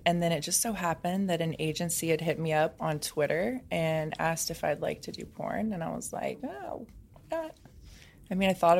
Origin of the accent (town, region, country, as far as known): Indiana, United States; now in Los Angeles, United States